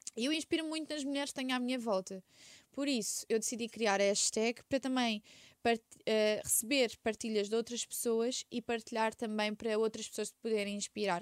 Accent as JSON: {"language": "Portuguese", "region": "Setúbal", "country": "Portugal", "tie": "born or raised there", "also_born_or_lived": "Quinta do Conde / Sesimbra", "said": "na Rábida, que é a minha zona, eu nasci em Setúbal"}